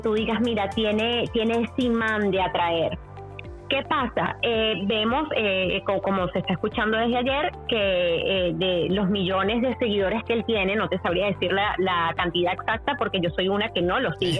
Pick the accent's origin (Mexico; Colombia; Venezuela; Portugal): Venezuela; yo que soy venezolana